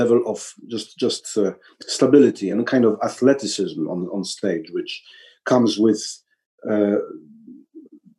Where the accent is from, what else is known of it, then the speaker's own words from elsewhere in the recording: Warsaw, Masovian Voivodeship, Poland; this is my hometown